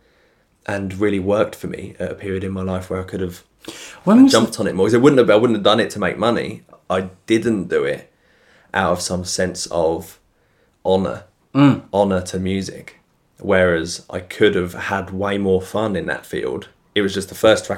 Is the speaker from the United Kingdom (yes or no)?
yes; United Kingdom; I'm obviously being British